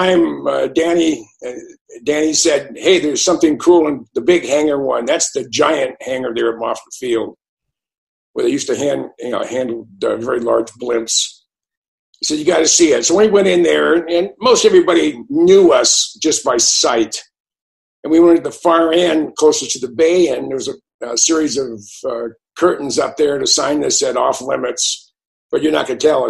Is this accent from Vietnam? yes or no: no; Bay Area, Silicon Valley, California, United States; I grew up in the Bay Area. I grew up in the middle of Silicon Valley before it was known for computers